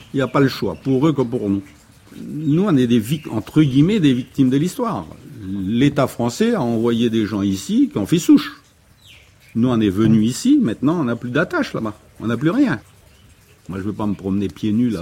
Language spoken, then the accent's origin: French; Poya, North Province, New Caledonia; Moi, je suis calédonien, moi. Moi, je suis d'abord un mec de Poya, après, je suis un mec du Nord, après, je suis calédonien, après, je suis français